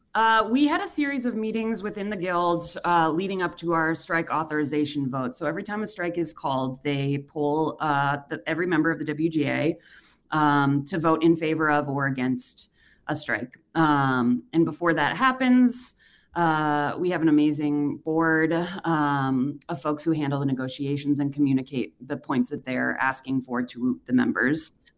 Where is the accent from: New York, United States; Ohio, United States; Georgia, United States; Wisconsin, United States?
Wisconsin, United States; Racine; moved away; I'm from Wisconsin as well. I grew up in Racine.